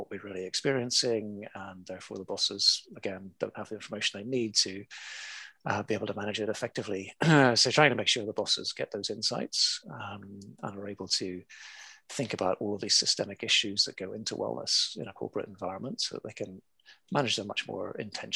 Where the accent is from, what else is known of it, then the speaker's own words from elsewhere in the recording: Belfast, Northern Ireland, United Kingdom; now in Hong Kong, China; originally I was born in Belfast and brought up in the chaos of the 1970s in Belfast.